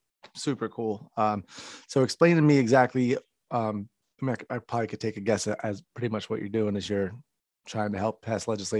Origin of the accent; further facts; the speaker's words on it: United States; now in Florida, United States; I'm American.